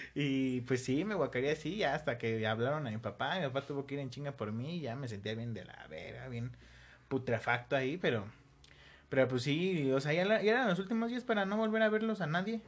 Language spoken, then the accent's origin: Spanish; State of Mexico, Mexico; also born or lived in Coacalco / Tultepec / Ecatepec; yo también soy del Estado de México, pero de una zona menos culera. Yo estuve por Coacalco